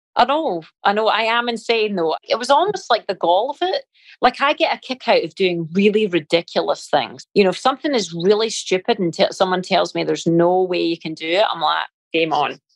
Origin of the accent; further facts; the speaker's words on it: Scotland, United Kingdom; moved away; being Scottish